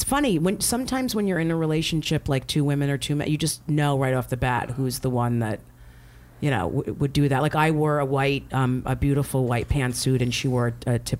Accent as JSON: {"language": "English", "region": "New Jersey", "country": "United States", "tie": "born or raised there", "said": "I grew up in Jersey."}